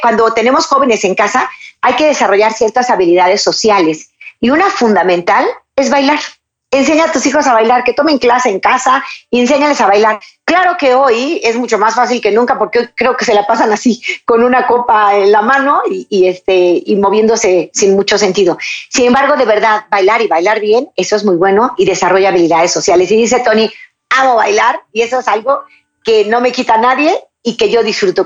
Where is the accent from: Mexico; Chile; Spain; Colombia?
Mexico; en mi país, México.